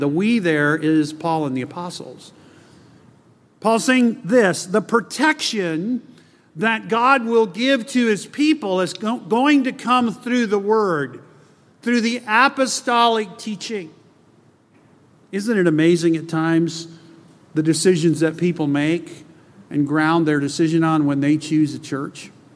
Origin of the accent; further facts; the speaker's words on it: South Texas, United States; I grew up in South Texas